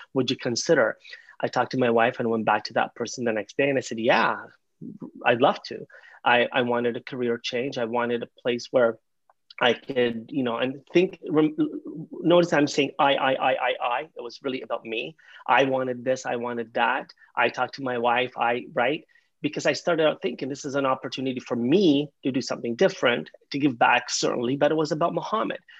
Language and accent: English; Canada; also born or lived in London, Ontario; I'm a Canadian, I live in London, Ontario